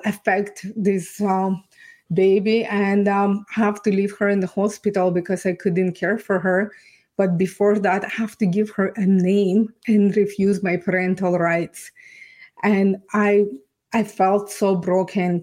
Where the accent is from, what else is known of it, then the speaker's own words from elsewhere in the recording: Ukraine; English is a second language; moved away as an adult; now in Canada; I was born and raised in Ukraine.